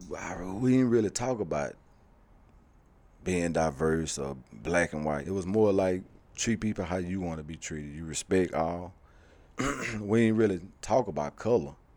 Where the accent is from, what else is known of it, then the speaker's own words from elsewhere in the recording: Shreveport, Louisiana, United States; moved away as an adult; also born or lived in Haughton, Louisiana; growing up in Shreveport